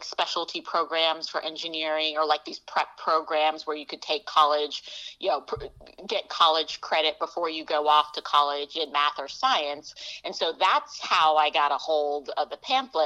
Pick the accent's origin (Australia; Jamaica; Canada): Jamaica; now in United States; so my family, we're a family of immigrants, so I was born in Jamaica